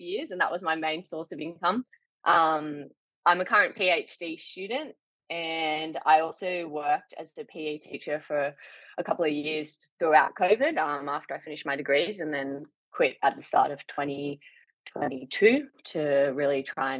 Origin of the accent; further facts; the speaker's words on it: Australia; also born or lived in Canberra; I'm Australian and I live in Canberra